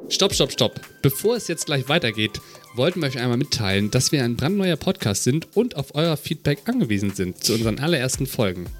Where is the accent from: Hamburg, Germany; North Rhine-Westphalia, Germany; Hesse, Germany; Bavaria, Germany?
Hamburg, Germany; als Hamburger Norddeutsche